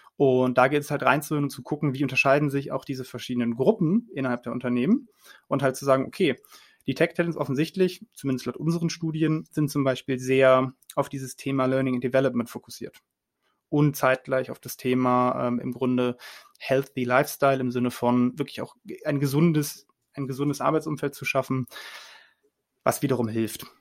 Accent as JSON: {"language": "German", "town": "Cologne", "region": "North Rhine-Westphalia", "country": "Germany", "said": "ich rede auch als Kölner"}